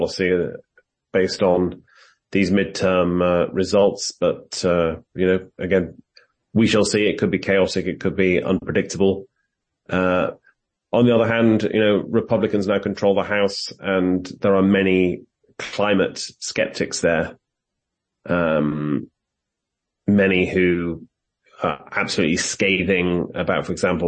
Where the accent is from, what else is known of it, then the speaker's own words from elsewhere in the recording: United Kingdom; accent: British; moved away as an adult; also born or lived in South Africa; now in Washington, United States; as you can tell from my accent, I am British and I grew up there